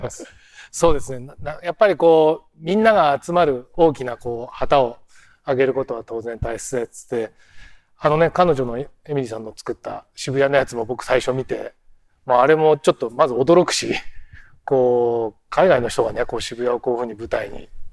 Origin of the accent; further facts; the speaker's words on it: Shibuya, Tokyo, Japan; 僕はこの街でずっと生まれ育ってきました